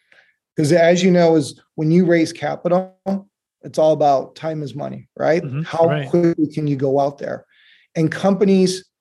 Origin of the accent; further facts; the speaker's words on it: Detroit, Michigan, United States; I grew up in Detroit, Michigan